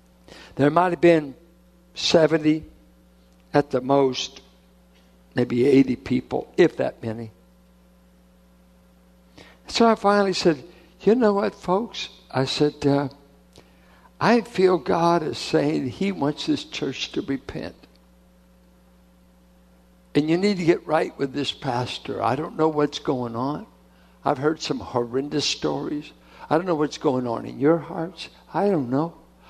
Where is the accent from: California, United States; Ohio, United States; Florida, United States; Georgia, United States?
California, United States; Richmond; I'm from Richmond.